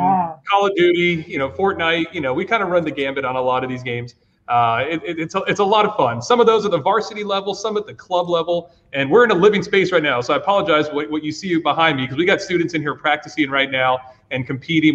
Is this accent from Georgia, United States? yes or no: yes; Georgia, United States; now in Virginia, United States; I'm originally from Georgia, not Virginia